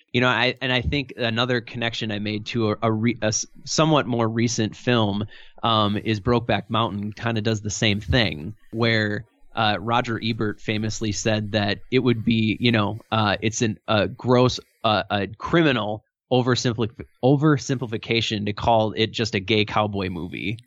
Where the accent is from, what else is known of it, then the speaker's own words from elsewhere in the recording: Milwaukee, Wisconsin, United States; I've grown up in the Midwest all my life. I grew up in the Milwaukee area